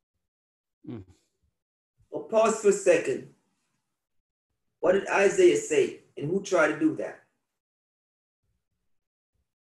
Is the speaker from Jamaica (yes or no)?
yes; Jamaica; I'm a Jamaican